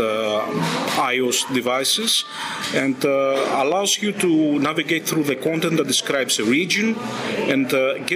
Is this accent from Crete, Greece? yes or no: yes; Crete, Greece; We are from Crete, an island in the south of Greece